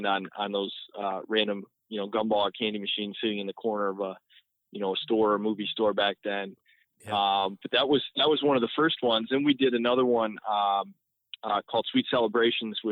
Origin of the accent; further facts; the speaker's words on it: Northville, Michigan, United States; born and raised in the Detroit area, I grew up in Northville